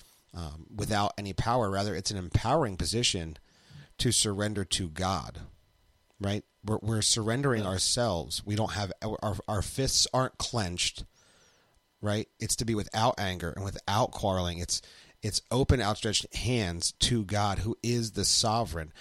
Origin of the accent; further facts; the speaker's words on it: United States; I am an American